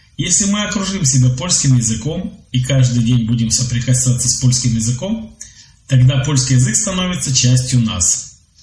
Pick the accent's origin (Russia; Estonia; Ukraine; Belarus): Belarus; also born or lived in Minsk; Я из Беларуси. Живу в Минске.